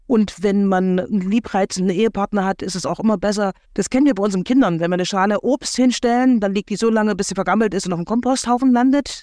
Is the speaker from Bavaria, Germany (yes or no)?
no; Thuringia, Germany; bei uns in Thüringen